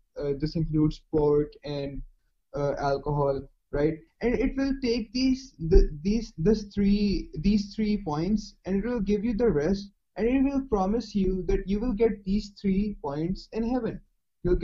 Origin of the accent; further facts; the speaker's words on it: Punjab, Pakistan; Living in Pakistan, I don't know what I call myself. I can't call myself Indian, because of course I'm not Indian. I can't call myself an Arab, because I'm not an Arab. I come from the Indian subcontinent. I come from the land of Punjab, and I'm not a Muslim